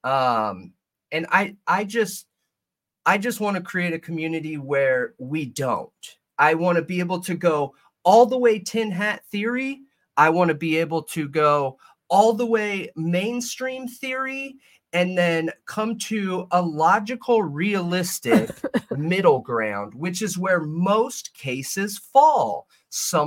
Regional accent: Southern California, United States; I'm from SoCal.

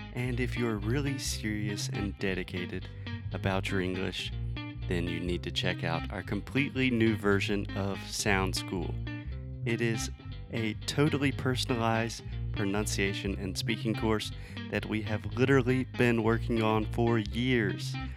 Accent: United States; also born or lived in Brazil; the US

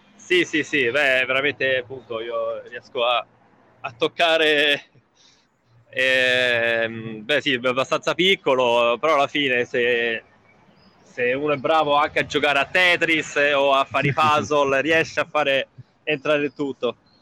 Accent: Rome, Lazio, Italy; moved away as an adult; now in London, United Kingdom; io da romano

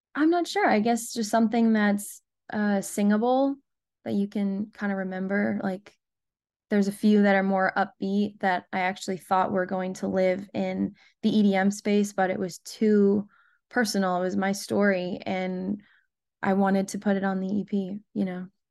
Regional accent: Rhode Island, United States; moved away as an adult; also born or lived in Nashville, United States; now in Los Angeles, United States; Born and raised in Rhode Island

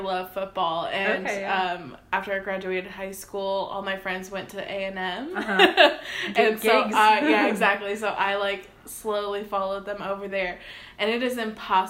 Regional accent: Austin, Texas, United States; moved away as an adult; also born or lived in College Station, Texas / San Fernando Valley, California; I grew up in Austin

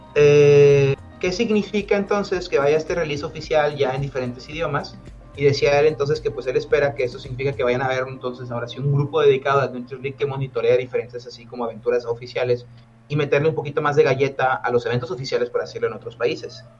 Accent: Monterrey, Nuevo León, Mexico; aquí en, en, Monterrey en particular, ¿no? De donde soy yo

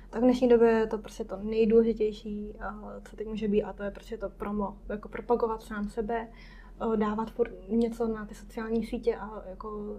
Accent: Czechia; also born or lived in Taiwan; já jsem Češka, fakt kokyš, tak to ukážu občanku, že nejsem větnamka, ale no, Češka. A že opravdu neumím větnamsky.

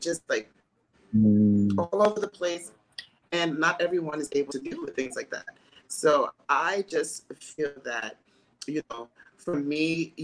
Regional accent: New York City, New York, United States; also born or lived in Houston, Texas; I'm from New York City. I grew up in Staten Island, and my father's from Brooklyn, so I was always back and forth, but I also lived 4.5 years in Houston, Texas

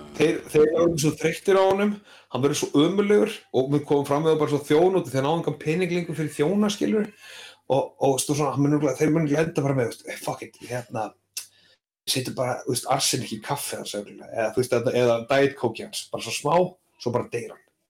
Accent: Iceland

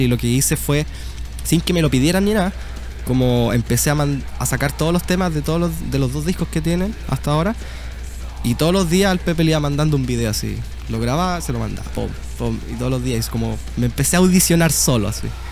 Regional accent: Talca, Maule, Chile; yo soy de Talca

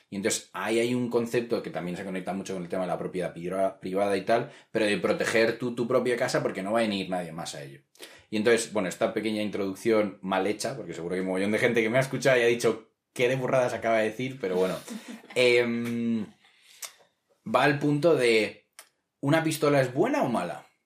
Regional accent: Spain; yo me presento eh, como español fuera de España cuando viajo

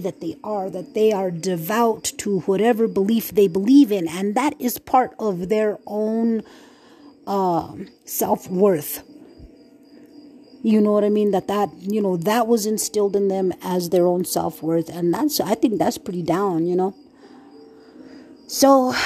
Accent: New Mexico, United States; moved away; also born or lived in Red Lake, Minnesota; I was from New Mexico, man. I'm from Nuevo Mexico, man. I'm from New Mexico

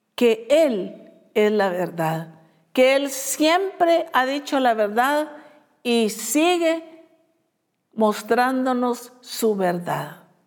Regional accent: Guatemala; esos somos los guatemaltecos

